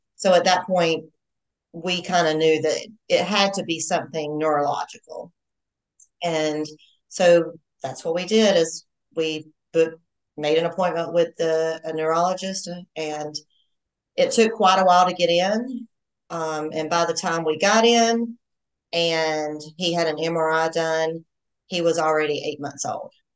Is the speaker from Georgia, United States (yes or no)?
yes; Georgia, United States; I'm a Georgia girl. Not that you can probably tell I'm from the South or anything